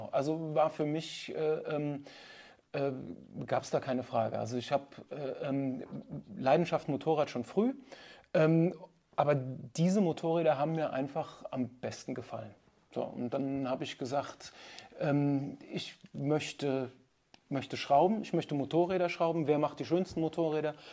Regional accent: Nigeria; ich bin in Nigeria aufgewachsen. Meine Eltern sind mit mir, als ich zwei Jahre alt war, nach Nigeria gegangen.

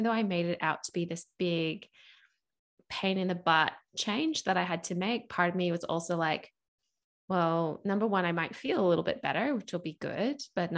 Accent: United States; accent: mixed; now in Australia; I still live in Australia, and I was finishing my final year of school in Australia. I'm actually American, so you can probably hear my accents a little bit mixed as I talk.

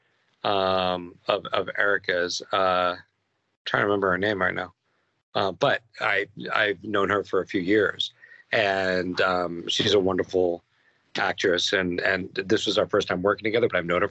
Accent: New Jersey, United States; moved away as an adult; also born or lived in Brooklyn, New York / Ithaca, New York; now in Los Angeles, United States; born in Brooklyn, raised in New Jersey

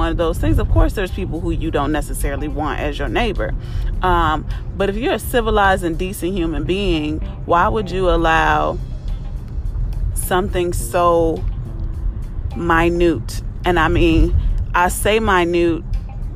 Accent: Carpentersville, Illinois, United States; I was raised in Carpentersville, Illinois

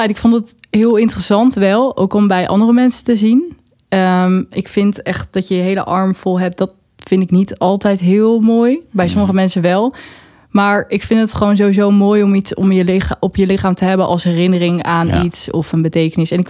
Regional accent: Friesland, Netherlands; now in Zwolle, Netherlands; Ik woon in zolle omdat ik hier journalistiek kwam studeren. Dat heb ik niet afgemaakt. Ehm, en ik kom oorspronkelijk kom ik uit Friesland.

